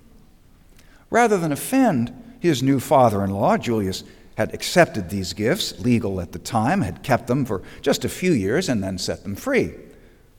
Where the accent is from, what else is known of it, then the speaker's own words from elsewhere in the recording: New Jersey, United States; Growing up in New Jersey, with most of my family in New England